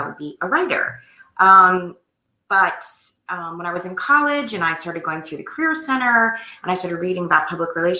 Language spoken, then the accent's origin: English; New Jersey, United States; also born or lived in Boston / Washington, D.C. / New York / Philadelphia; I grew up in New Jersey, where I still live